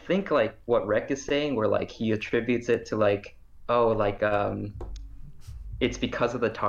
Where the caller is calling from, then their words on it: Montreal, Quebec, Canada; I'm calling from Montreal.